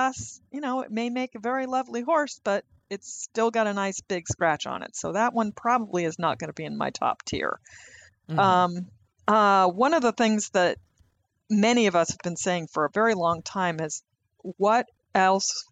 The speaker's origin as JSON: {"language": "English", "region": "the West", "country": "United States", "tie": "born or raised there", "said": "I grew up in the West"}